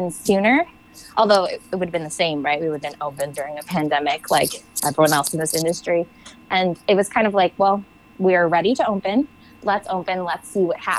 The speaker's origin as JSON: {"language": "English", "area": "Long Island", "region": "New York", "country": "United States", "tie": "born or raised there", "also_born_or_lived": "New Zealand", "moved": "as an adult", "lives_now": "Napa, United States", "said": "I grew up on Long Island"}